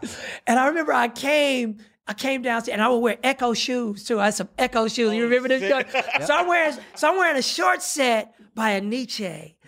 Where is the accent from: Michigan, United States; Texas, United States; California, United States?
California, United States; Pasadena; I grew up in Adina, baby. Oh, I'm Dina all day.